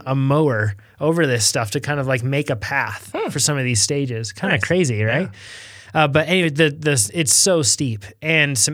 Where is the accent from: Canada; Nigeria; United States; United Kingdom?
United States; being American